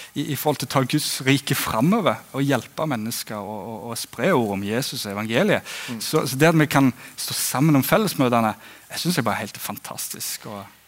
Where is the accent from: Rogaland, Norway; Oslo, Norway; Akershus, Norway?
Rogaland, Norway; Egersund; moved away as an adult; also born or lived in Flekkerøy, Kristiansand; now in Kristiansand, Norway; som du hører på dialekten, så kommer jeg fra Egersund på Vestlandet